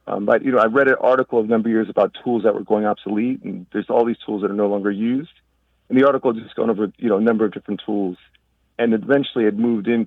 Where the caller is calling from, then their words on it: Rahway, New Jersey, United States; I'm calling from New Jersey, Rahway, New Jersey